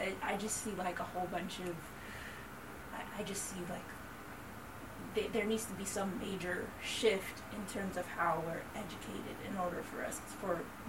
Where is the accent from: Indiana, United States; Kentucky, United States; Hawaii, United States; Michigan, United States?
Michigan, United States; Detroit; moved away; We're originally from Detroit, Michigan. But my family, we moved to New York City after having performed all over the state of Michigan for many years.